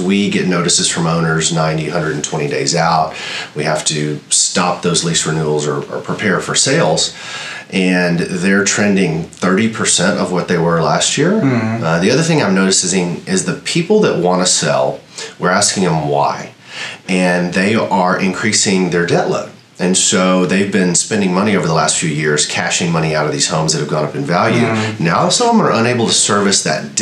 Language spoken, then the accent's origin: English; outside of Austin and Taylor, Texas, United States; moved away as an adult; also born or lived in New Jersey / Ohio / Houston, Texas; I grew up outside of Austin and Taylor, and went to Texas State